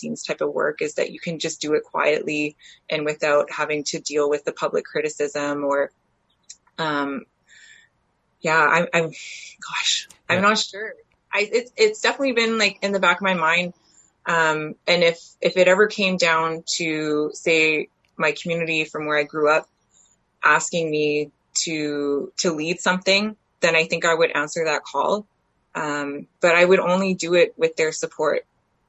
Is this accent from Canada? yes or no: yes; Canada; the area that I grew up in around Treaty 3 and Anishinaabe Nation territory